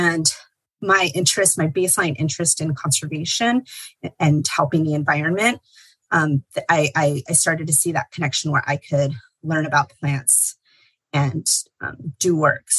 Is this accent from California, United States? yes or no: yes; Los Angeles County, Southern California, United States; I was born and raised in Southern California. I grew up in Los Angeles County